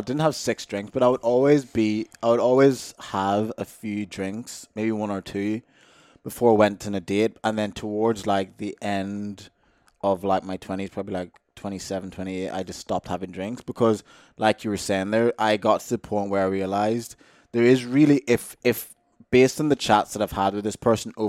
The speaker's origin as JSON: {"language": "English", "country": "Ireland", "tie": "born or raised there", "also_born_or_lived": "Jamaica", "lives_now": "Australia", "said": "I was born in Jamaica, I moved to Ireland, lived in Ireland for so long."}